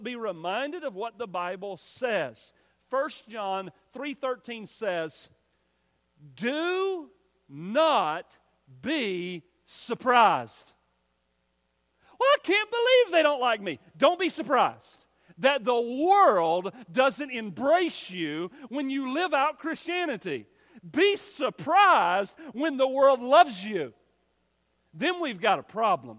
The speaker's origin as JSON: {"language": "English", "country": "United States", "said": "we're American"}